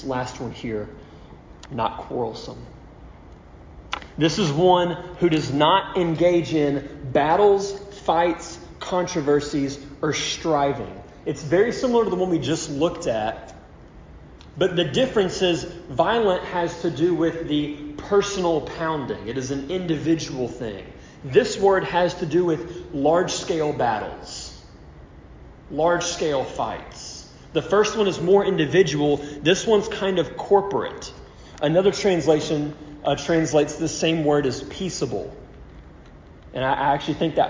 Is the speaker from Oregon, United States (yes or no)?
no; Louisiana, United States; moved away as an adult; now in Cyprus; I'm from Louisiana, you know, so of course, me growing up, my experience is my dad every year rooting for the Saints